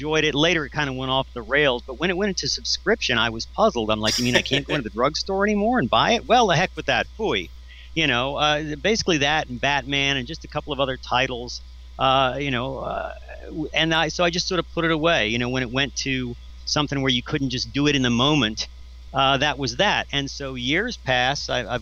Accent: Richmond, Virginia, United States; moved away; I'm from Richmond, Virginia

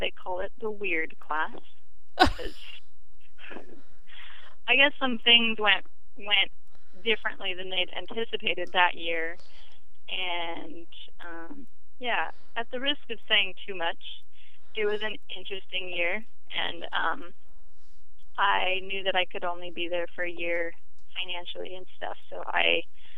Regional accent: Portland, United States; I grew up in Portland

